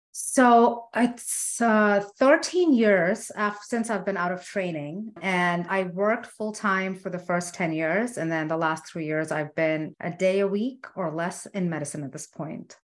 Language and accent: English; India; I'm Indian